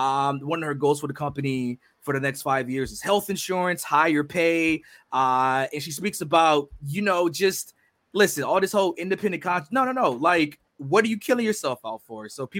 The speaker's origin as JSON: {"language": "English", "region": "Virginia", "country": "United States", "said": "Because I'm from Virginia and we just like stress our syllables weird."}